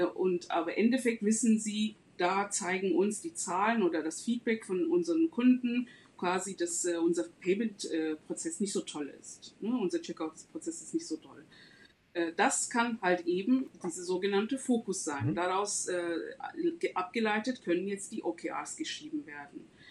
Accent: Istanbul, Turkey; moved away as an adult; now in Germany; ich komme aus Istanbul, ähm, lebe seit 15 Jahren in Deutschland.

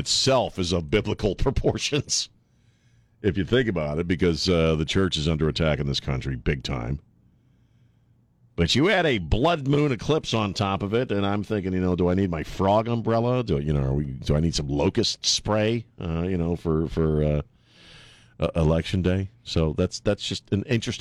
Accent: Maryland, United States; moved away; I would follow the Orioles when I was growing up in Maryland

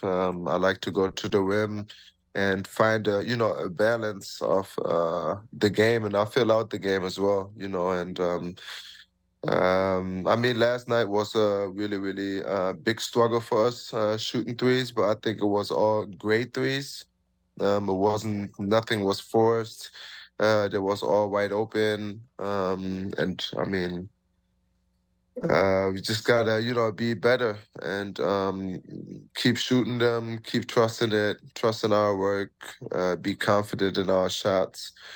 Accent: Germany; moved away as an adult; now in Toronto, Canada; I'm from Germany

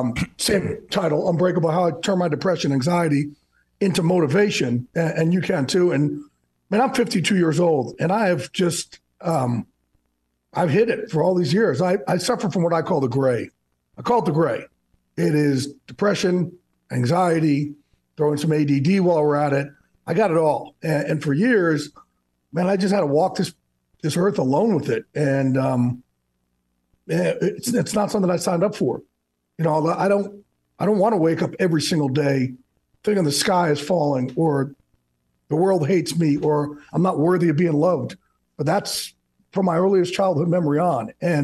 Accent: New Jersey, United States

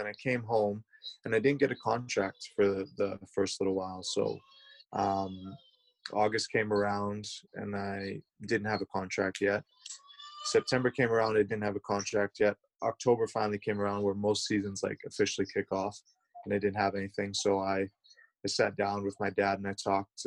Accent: Canada; moved away as an adult; also born or lived in United States; growing up in Canada, we learn French.

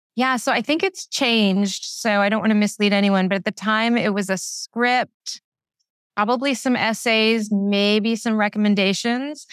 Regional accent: Philadelphia, Pennsylvania, United States; I'm from Philadelphia

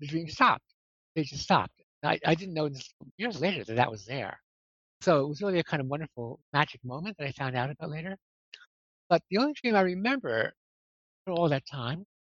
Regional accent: Poughkeepsie, New York, United States; also born or lived in Brooklyn, New York / Amsterdam / London; now in Rhinebeck, United States; I was born in Brooklyn in 1945 and lived there till I was, nine. And then we moved to Kipps, New York, and that's the place I consider home, even though certainly Brooklyn was home too, but I just feel Poughkeepsie is the place I grew up in, really

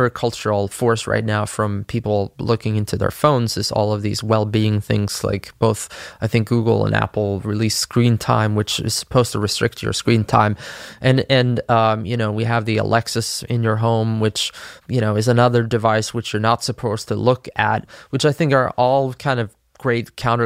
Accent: Sweden; my home country, Sweden

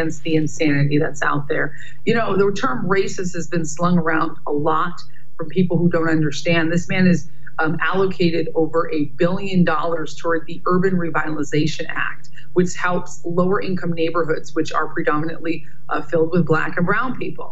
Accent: New York, United States; I'm from New York

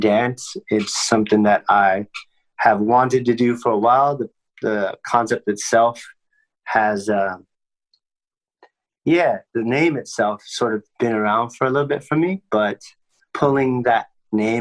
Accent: United States; growing up in the States

